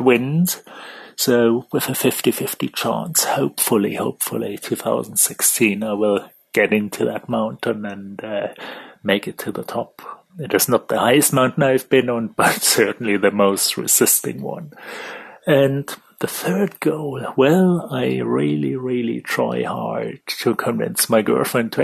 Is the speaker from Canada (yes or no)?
no; Germany; now in London, United Kingdom; I'm living in the UK in London, though, as you figure by the accent, I'm actually from Germany